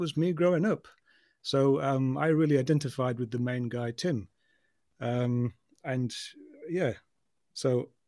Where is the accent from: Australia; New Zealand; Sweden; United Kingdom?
United Kingdom; London; I'm actually a Londoner born and bred, you see, as you can probably tell from my accent.